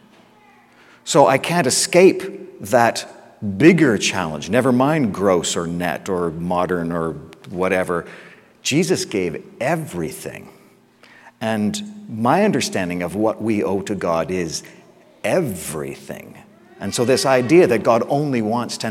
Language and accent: English; England, United Kingdom; I'm English, I'm so English.